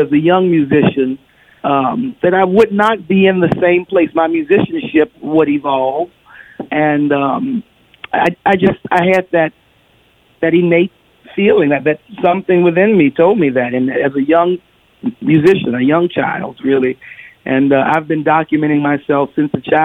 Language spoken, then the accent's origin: English; New Orleans, Louisiana, United States; We're from New Orleans